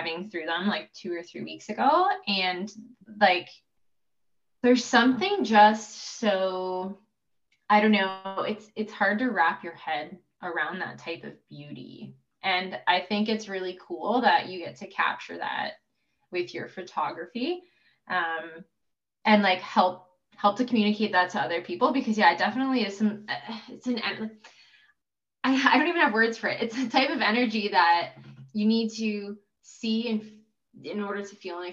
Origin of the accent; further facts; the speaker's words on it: Canada; we're from Canada